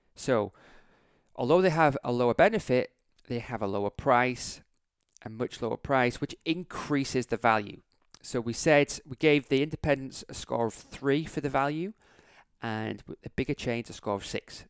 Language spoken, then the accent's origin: English; England, United Kingdom; I'm from England